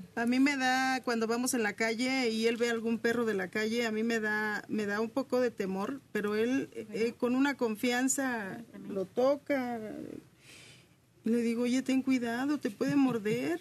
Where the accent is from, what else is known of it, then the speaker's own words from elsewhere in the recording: Oaxaca, Mexico; como oaxaqueña que soy